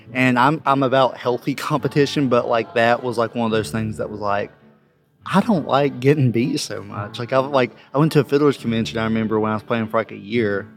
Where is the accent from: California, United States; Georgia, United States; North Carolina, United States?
North Carolina, United States; Ashe County; now in Johnson City, United States; I'm from Ashe County, North Carolina originally, but now I live in Johnson City, Tennessee